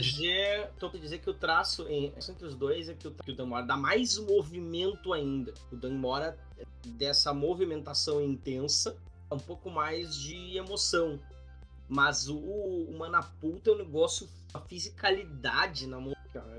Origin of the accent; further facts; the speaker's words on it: Gaúcho, Rio Grande do Sul, Brazil; accent: gauchês; A gente é gaúcho